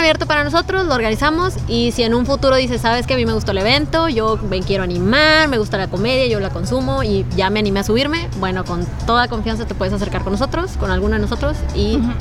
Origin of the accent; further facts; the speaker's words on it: northern Mexico, Mexico; somos bien norteños